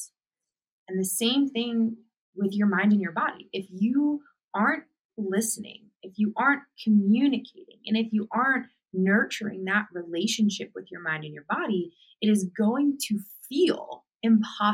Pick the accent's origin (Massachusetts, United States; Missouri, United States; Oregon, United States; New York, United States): Massachusetts, United States; Boston; moved away as an adult; I grew up in Boston, Massachusetts, and I left my home and moved across the country